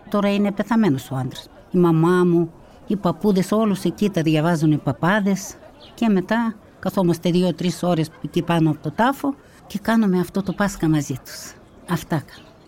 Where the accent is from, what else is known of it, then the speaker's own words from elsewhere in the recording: Kazakhstan; moved away as an adult; also born or lived in North Caucasus, Russia; now in Kallithea, Greece; Γεννήθηκα στα Καζαχστάν, τότε με το διωγμό του Στάλιν. Μετά που παντρεύτηκα, απέκτησα τρία παιδιά, τα γέννησα όλα στα Καζαχστάν